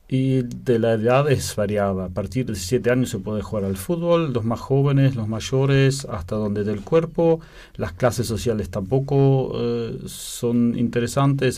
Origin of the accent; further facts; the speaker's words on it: Belén de Escobar, Buenos Aires Province, Argentina; moved away as an adult; also born or lived in Lienz, Austria; now in Vienna, Austria; Nos criamos en Argentina, en un pueblo que se llama Belén de Escobar